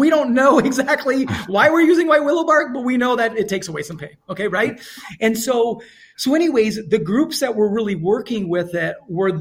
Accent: India; I'm Indian

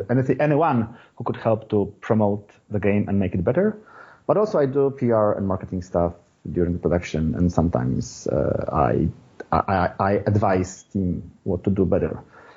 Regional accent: Poland; I'm from Poland.

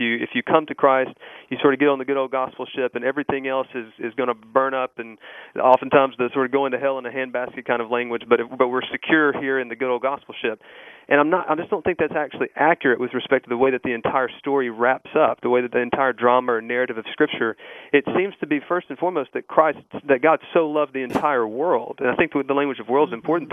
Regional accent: Mississippi, United States; I grew up in Mississippi in a church there

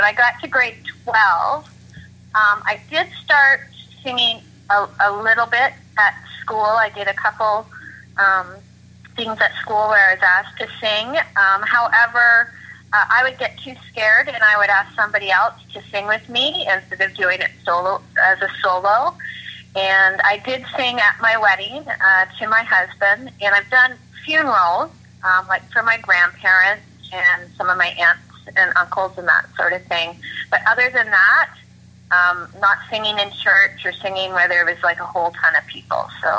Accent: Oshawa, Ontario, Canada; Well, I grew up in Oshawa, and I listened to a lot of country and a lot of gospel. That was what was in our home. I grew up going to church.

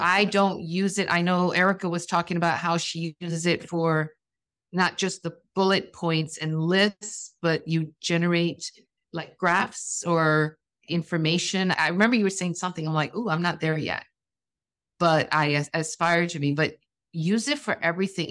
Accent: U.S. Virgin Islands; I'm from the Virgin Islands

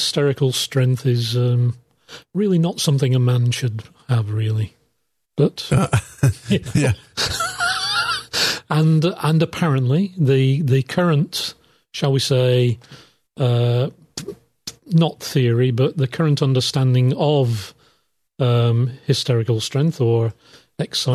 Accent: United Kingdom; I'm British.

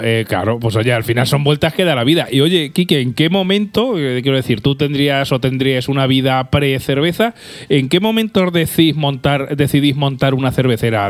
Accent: Albacete, Castilla-La Mancha, Spain; nosotros somos gente de Albacete

